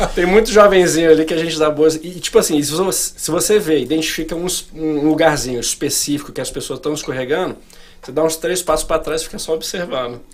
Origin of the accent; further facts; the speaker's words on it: Brasília, Federal District, Brazil; moved away as an adult; also born or lived in Rio de Janeiro; now in United States; Eu sou de Brasília. Sou um carioca falsificado. Eu nasci no Rio, mas eu cresci em Brasília